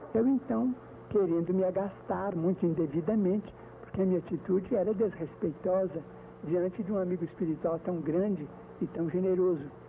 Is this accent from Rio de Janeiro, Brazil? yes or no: no; Pedro Leopoldo, Minas Gerais, Brazil; moved away as an adult; now in Uberaba, Brazil; em Pedro Leopoldo, onde eu nasci, como aqui em Uberaba, onde eu já estou praticamente há 10 anos